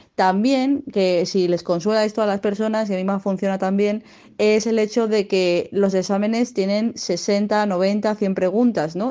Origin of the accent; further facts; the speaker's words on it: Madrid, Community of Madrid, Spain; now in Zaragoza, Spain; actualmente estoy viviendo en Zaragoza a pesar de que soy de, de Madrid